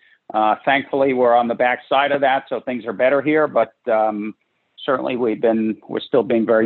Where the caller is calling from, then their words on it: Westchester County, New York, United States; Today I'm in Westchester County, New York, which is just outside New York City, and I have been holed up here since March.